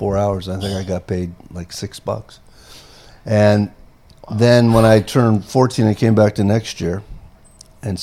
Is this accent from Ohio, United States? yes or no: yes; Massillon, Ohio, United States; also born or lived in Canton, Ohio; I was born in Canton, Ohio. Grew up in Massillon, Ohio, which is a big football community